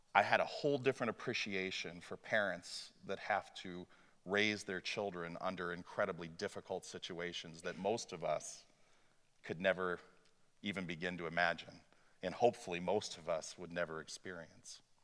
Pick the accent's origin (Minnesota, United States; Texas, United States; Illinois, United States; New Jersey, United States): Illinois, United States; also born or lived in Waverly, Iowa; my experience growing up in Muhammad, Illinois